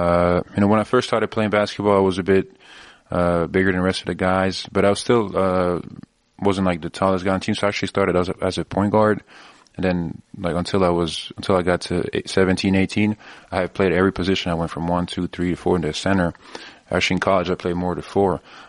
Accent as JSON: {"language": "English", "country": "Belgium", "tie": "born or raised there", "also_born_or_lived": "Switzerland", "said": "the reason I was born in Switzerland is because my dad played there at that time, and then we moved to Belgium, so I lived there for 11 years."}